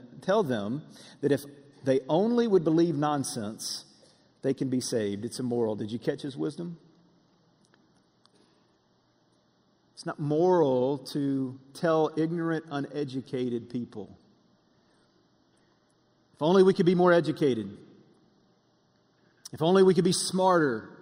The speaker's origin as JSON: {"language": "English", "town": "Russellville", "region": "Alabama", "country": "United States", "tie": "born or raised there", "moved": "yes", "said": "We were back in my hometown, Russellville in North Alabama, and we were eating at my favorite place to eat growing up"}